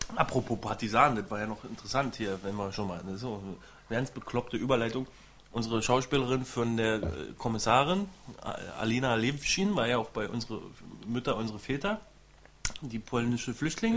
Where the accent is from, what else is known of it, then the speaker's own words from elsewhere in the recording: East Germany, Germany; ich bin ja selber Ossi